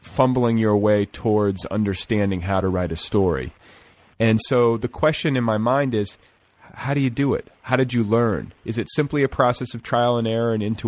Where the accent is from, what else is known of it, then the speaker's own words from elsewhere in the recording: Midwest, United States; moved away as an adult; also born or lived in Wisconsin / Indiana / San Francisco; now in California, United States; I grew up in the Midwest. So I wound up out here for graduate school. So I was raised in Wisconsin and Indiana